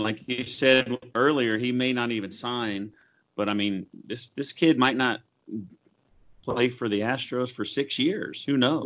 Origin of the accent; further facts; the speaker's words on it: Oklahoma, United States; I grew up in Oklahoma